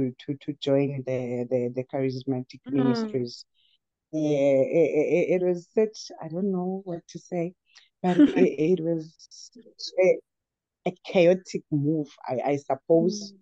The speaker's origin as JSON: {"language": "English", "town": "Umzimkulu", "region": "Eastern Cape", "country": "South Africa", "tie": "born or raised there", "said": "from a rural town, a small town called Umzimkolo. I was born in the Eastern Cape. For a few years I stayed there. So I was bred in Umzimkolo."}